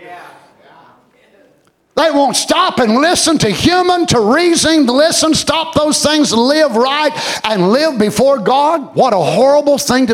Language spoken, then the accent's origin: English; United States; as American people